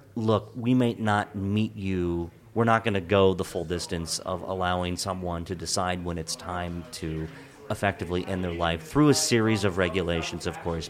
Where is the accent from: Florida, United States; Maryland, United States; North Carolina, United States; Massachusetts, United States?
Maryland, United States; Hagerstown; I grew up in Western Maryland, in Hagerstown